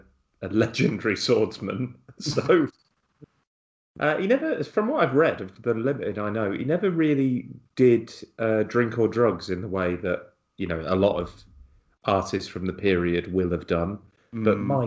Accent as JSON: {"language": "English", "town": "Liverpool", "region": "North West England", "country": "United Kingdom", "said": "What do I know? You know, I'm from Liverpool."}